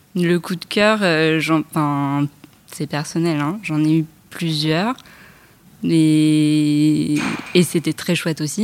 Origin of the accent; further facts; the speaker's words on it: Paris, Île-de-France, France; je, vis euh, en banlieue, je suis parisienne